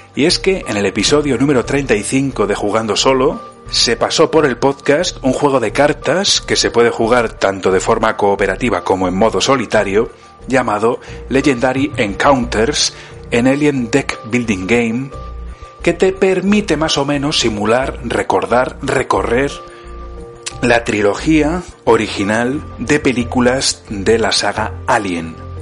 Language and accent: Spanish; Burgos, Castile and León, Spain; now in Italy; en Burgos, mi ciudad natal